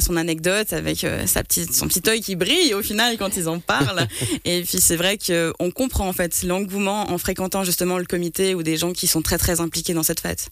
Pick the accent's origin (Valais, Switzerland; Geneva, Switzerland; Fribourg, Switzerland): Valais, Switzerland; Martigny; je suis de Martigny à la base